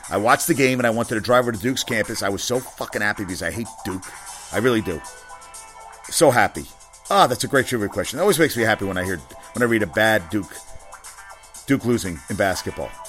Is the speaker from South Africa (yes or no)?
yes; South Africa; I'm from South Africa, you know.